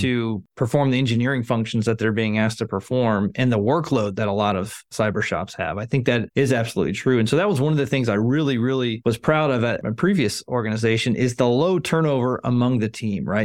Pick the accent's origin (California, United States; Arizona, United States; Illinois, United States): Arizona, United States; moved away; I grew up in Arizona